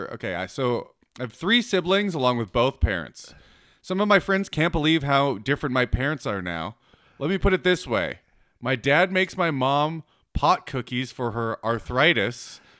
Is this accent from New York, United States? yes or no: no; Atlanta, Georgia, United States; I grew up in Atlanta as a Jehovah's Witness.